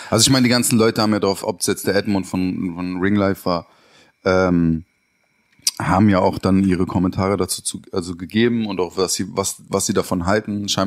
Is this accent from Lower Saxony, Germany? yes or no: no; Berlin, Germany; born there; Ich bin ja in Berlin auch geboren.